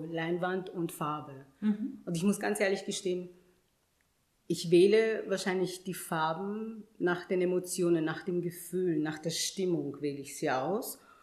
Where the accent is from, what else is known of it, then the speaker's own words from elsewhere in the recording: Vienna, Austria; also born or lived in Ghana; ab meinem fünften Lebensjahr war ich dann tatsächlich hier und bin dann zur Schule gegangen und ich meine, ich muss auch ehrlich sagen, ich bin und fühle mich als Wienerin, immer schon gewesen